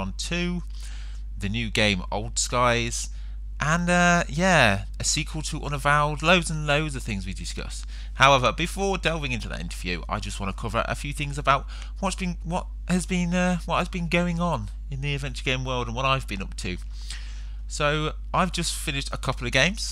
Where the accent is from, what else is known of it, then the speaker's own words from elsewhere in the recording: England, United Kingdom; being an Englishman